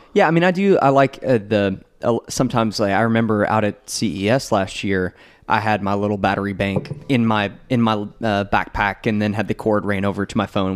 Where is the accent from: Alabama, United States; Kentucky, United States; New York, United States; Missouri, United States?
Kentucky, United States; I'm from Kentucky